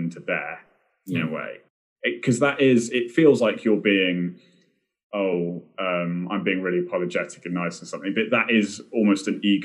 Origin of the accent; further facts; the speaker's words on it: United Kingdom; being British